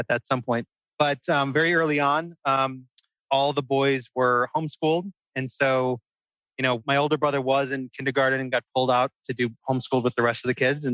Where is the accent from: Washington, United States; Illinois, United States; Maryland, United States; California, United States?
Illinois, United States; Wheaton; I'm from a Chicago suburb, right outside of the city, about 25 minutes, called Wheaton, Illinois.